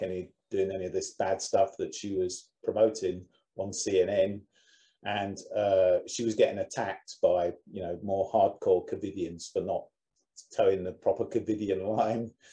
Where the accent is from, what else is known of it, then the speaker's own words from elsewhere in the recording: United Kingdom; being a Brit